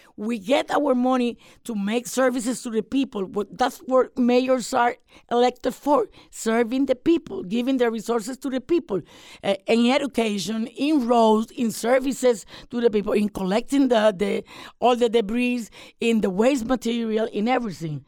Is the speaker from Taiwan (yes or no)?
no; Puerto Rico; Puerto Rico is a territory, but we are American citizens too.